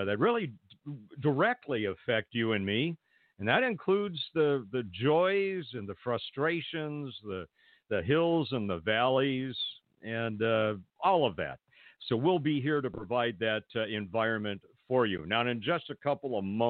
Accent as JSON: {"language": "English", "town": "Pasadena", "region": "California", "country": "United States", "tie": "born or raised there", "said": "grew up in the greater Los Angeles area, born and raised in Pasadena"}